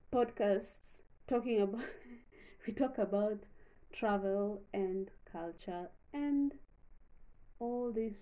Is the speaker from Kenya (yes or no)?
yes; Kenya; being Kenyan